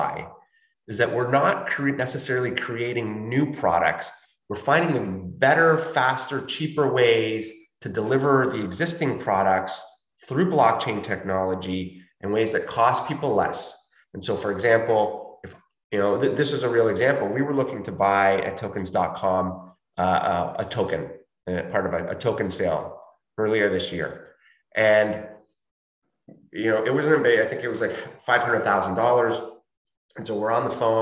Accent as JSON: {"language": "English", "country": "Chile", "moved": "yes", "said": "I'm from Chile and I will occasionally send money to my family there to help them out."}